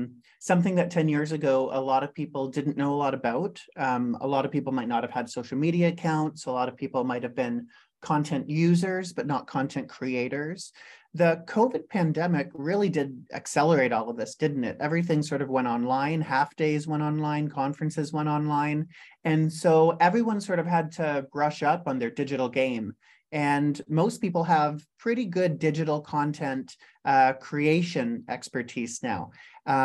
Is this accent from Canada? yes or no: yes; Canada; also born or lived in Silicon Valley, California; as a Canadian